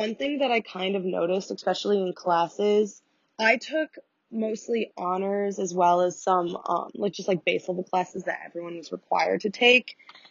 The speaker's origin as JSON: {"language": "English", "town": "Downers Grove", "region": "Illinois", "country": "United States", "said": "I'm from Downers Grove, Illinois. It's like 45 minutes away from Chicago."}